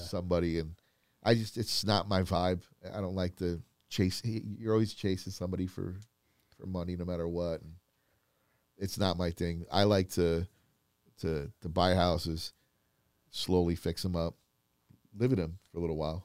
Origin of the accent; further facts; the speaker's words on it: Florida, United States; moved away; I grew up in Florida